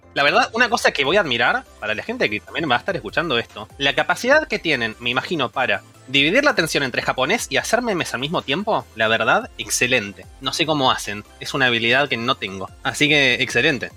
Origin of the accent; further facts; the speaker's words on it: Buenos Aires, Argentina; now in Barcelona, Spain; originariamente de Argentina. Argentina, Buenos Aires, zona oeste